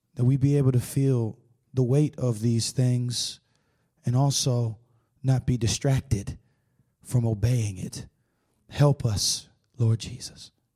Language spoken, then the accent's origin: English; Tampa, Florida, United States; I'm from Tampa, Florida